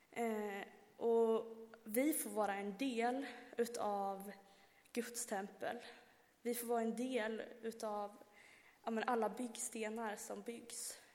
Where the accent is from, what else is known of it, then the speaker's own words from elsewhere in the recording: Värmland, Sweden; moved away; hemma i Värmland